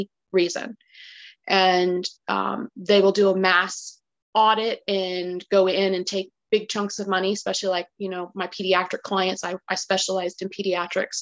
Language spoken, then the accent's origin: English; California, United States; moved away as an adult; also born or lived in Texas; I was born and raised in California.